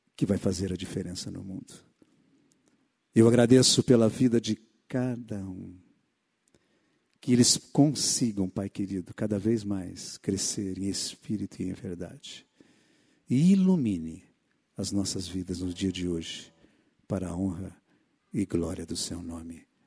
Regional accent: Mato Grosso, Brazil; moved away; A minha infância foi no Mato Grosso

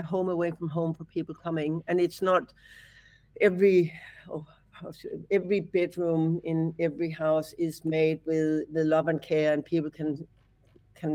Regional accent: Copenhagen, Capital Region of Denmark, Denmark; now in Australia; I'm from Copenhagen

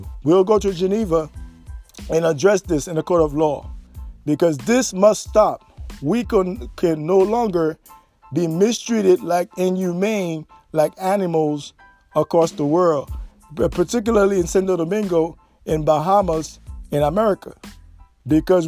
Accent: Haiti; We as Haitian citizens

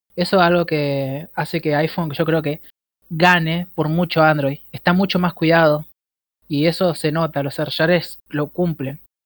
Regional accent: Rosario, Santa Fe, Argentina; Pandolfo y yo somos de Rosario

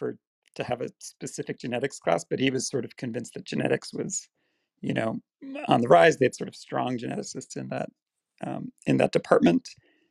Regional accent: Dublin, Leinster, Ireland; So if you're from South, the part of South Dublin I'm from, the accent is actually not very strong.

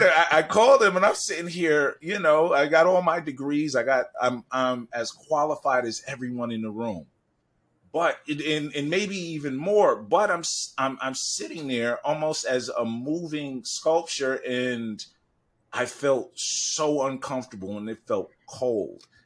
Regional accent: New York City, New York, United States; I'm from Harlem

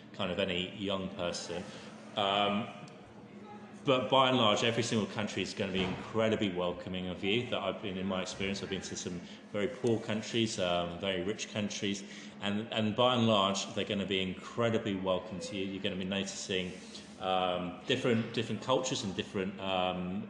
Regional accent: England, United Kingdom; me as an Englishman

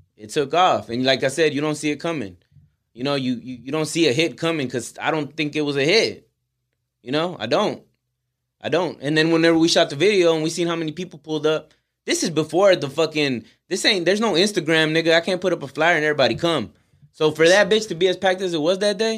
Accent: Houston, Texas, United States; we're from Houston

